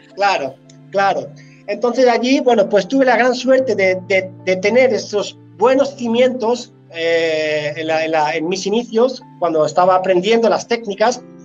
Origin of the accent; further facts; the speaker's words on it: Spain; moved away as an adult; now in Sweden; de mi tierra, de España